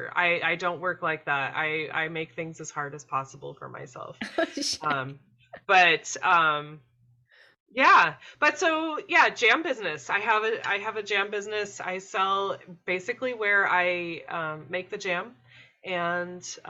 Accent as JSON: {"language": "English", "region": "Maine", "country": "United States", "tie": "born or raised there", "said": "I grew up in Maine"}